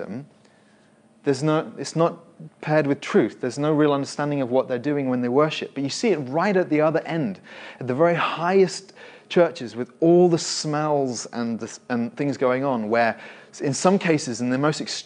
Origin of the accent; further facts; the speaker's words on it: Winchester, South East England, United Kingdom; I remember as a teenager, I grew up in Winchester.